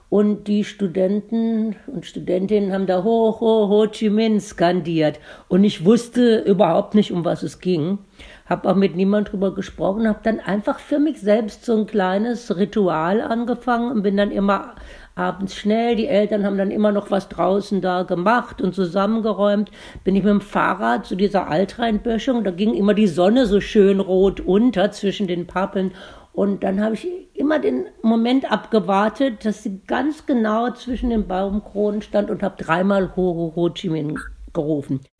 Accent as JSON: {"language": "German", "town": "Hügelsheim", "region": "Baden-Württemberg", "country": "Germany", "tie": "born or raised there", "moved": "yes", "said": "Ich komme aus Hügelsheim bei Baden-Baden"}